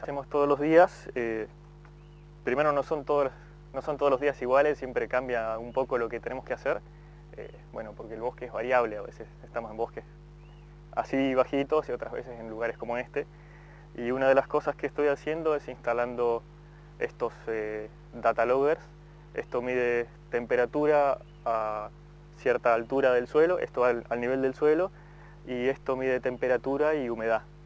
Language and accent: Spanish; Esquel, Chubut, Argentina; also born or lived in Australia; soy de Esquel